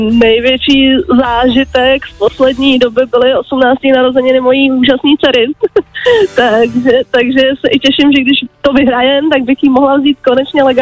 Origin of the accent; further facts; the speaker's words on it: Prague, Czechia; jsme z Prahy, nejsem nějaký jako vesnice